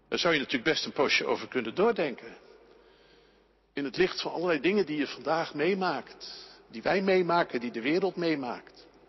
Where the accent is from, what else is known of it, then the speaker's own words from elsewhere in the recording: Netherlands; wij als Nederlanders